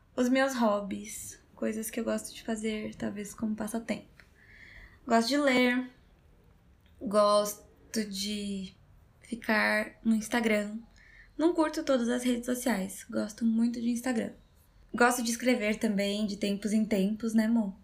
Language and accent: Portuguese; São Paulo, Brazil